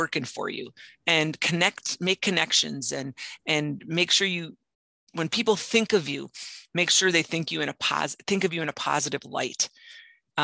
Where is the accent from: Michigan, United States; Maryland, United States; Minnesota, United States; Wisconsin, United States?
Wisconsin, United States; Marinette; moved away as an adult; also born or lived in Twin Cities; I grew up in Marinette